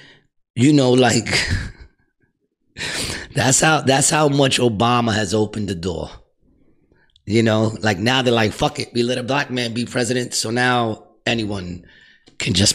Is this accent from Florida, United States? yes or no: no; New York City, New York, United States; I was brought up in Astoria, so Astoria was mostly Greek